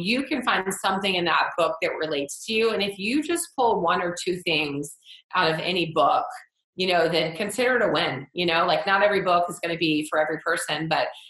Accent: Atlanta, Georgia, United States; I'm from Atlanta

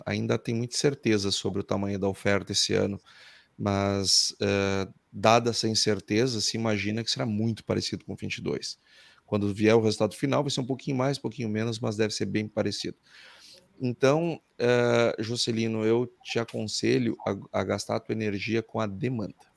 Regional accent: Brazil; Eu, como brasileiro

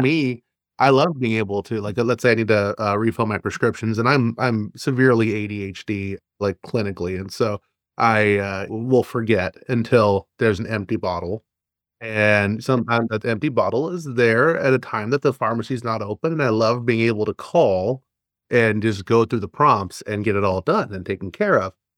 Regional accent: Texas, United States; moved away; also born or lived in Arizona; I'm from Arizona and originally from Texas.

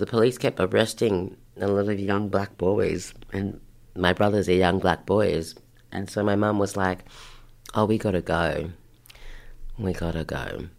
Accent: Haiti; And I'm like, I'm from Haiti.

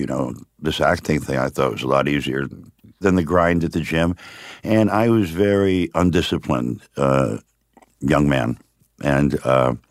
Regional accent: Miami, Florida, United States; also born or lived in upstate New York; I was born upstate New York, right. But I was raised in Miami

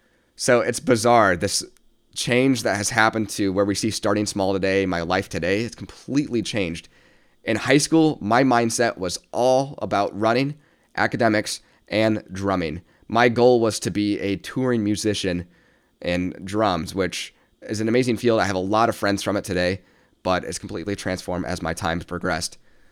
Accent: Midwest, United States; Again, I came from the Midwest, a place where opportunity, especially creative arts, is not really granted unless you make that path for yourself.

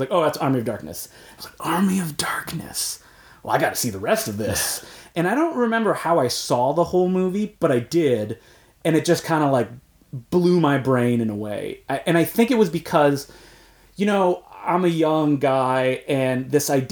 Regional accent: Ottawa, Ontario, Canada; when I was in elementary school, growing up in Ottawa

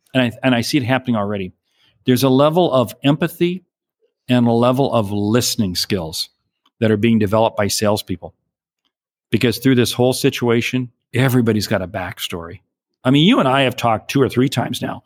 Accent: a small town south of Seattle, Washington, United States; moved away; I was from a small town south of Seattle

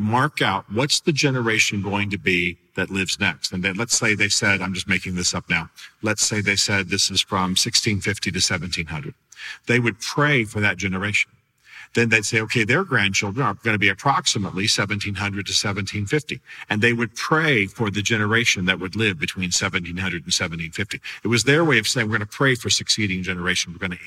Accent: United States; as American Christians

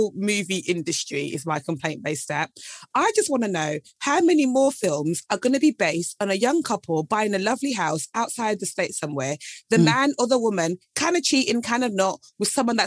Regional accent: United Kingdom; being British

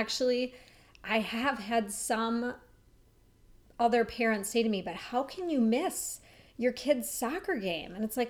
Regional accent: Minneapolis, Minnesota, United States; I grew up in Minneapolis.

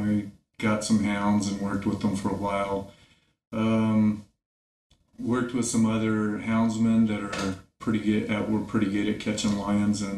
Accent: Kingman, Arizona, United States; also born or lived in Buckeye, Arizona / Gila Bend, Arizona / Tulsa, Oklahoma; I'm a native-born Arizonan. I was born in Buckeye, Arizona. We lived in Gila Bend. I moved to Kingman when I was 5 years old. I went to school in Kingman, Arizona.

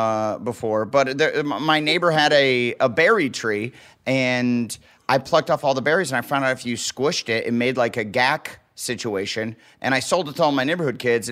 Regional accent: Waterloo, Iowa, United States; moved away; also born or lived in Omaha, Nebraska; where I grew up in Waterloo, Iowa

